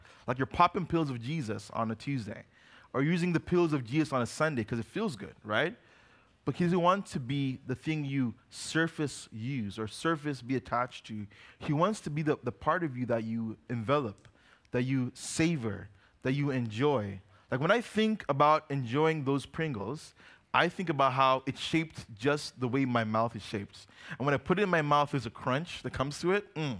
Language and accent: English; Uganda; Now, when I was growing up, we grew up in Uganda. We come back to visit the States every 5 or so years.